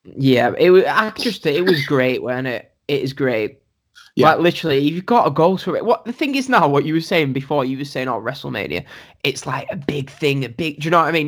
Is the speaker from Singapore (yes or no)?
no; England, United Kingdom; I said I said I'm from England.